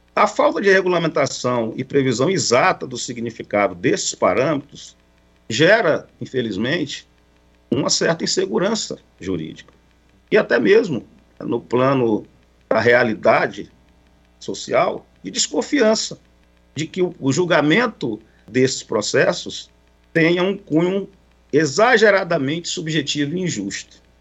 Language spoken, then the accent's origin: Portuguese; Cruzeiro do Sul, Acre, Brazil; Cruzeiro do Sul, que é minha terra natal, no interior do Acre